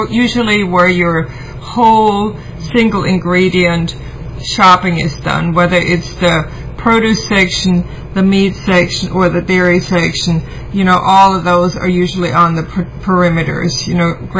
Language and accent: English; Germany; moved away as an adult; now in United States; I grew up in Germany